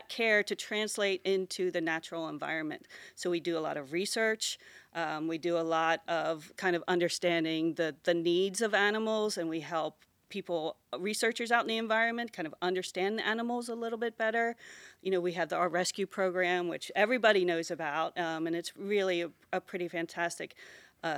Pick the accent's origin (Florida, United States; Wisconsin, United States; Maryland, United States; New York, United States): Maryland, United States; Pasadena; also born or lived in Baltimore, Maryland / Dallas, Texas / Virginia; I was actually born in Baltimore City, just right down the street there. But I grew up in Pasadena, Maryland, which is probably 7 miles behind you on the river.